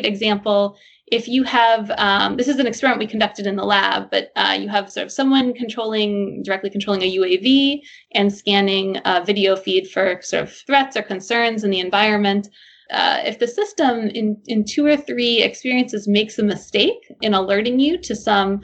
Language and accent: English; New Jersey, United States; now in Boston, United States; So I'm originally from New Jersey